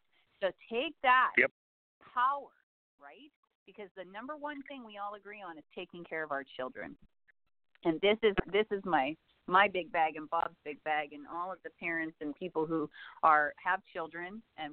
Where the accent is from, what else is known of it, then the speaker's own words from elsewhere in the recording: Saskatchewan, Canada; I grew up in Saskatchewan